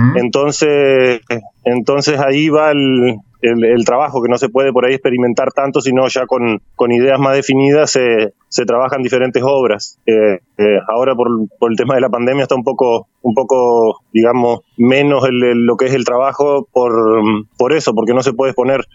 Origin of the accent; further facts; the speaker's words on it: San Salvador, Entre Ríos, Argentina; also born or lived in Gualeguaychú; soy oriundo de San Salvador